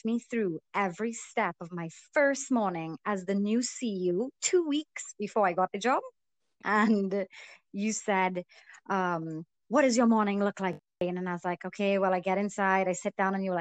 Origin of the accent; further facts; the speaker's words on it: Trinidad & Tobago; also born or lived in Canada; I'm born and raised in Trinidad.